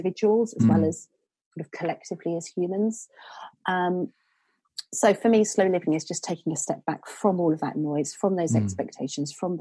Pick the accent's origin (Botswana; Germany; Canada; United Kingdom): United Kingdom; Suffolk, East of England; moved away as an adult; I'm from Suffolk originally, so I sort of had that sort of slow countryside upbringing, and then moved straight into cities.